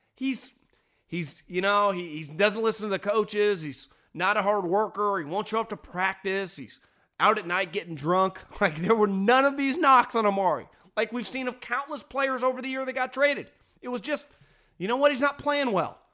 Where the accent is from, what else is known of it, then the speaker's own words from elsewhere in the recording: Northern California, United States; also born or lived in Philadelphia; I'm born and raised in California. Spent thirty-four years old, thirty-two of my years of life i, in Northern California, either in Davis, the Bay Area, Fresno, or San Luis Obispo